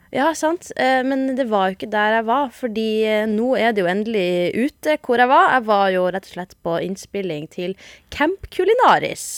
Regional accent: Northern Norway, Norway; A-ending som nordlending.

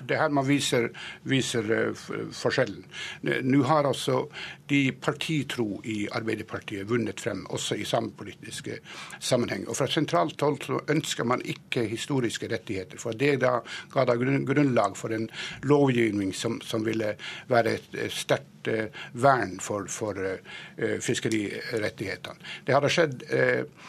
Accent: Nesseby, Finnmark, Norway; i Nesseby, der jeg kommer fra

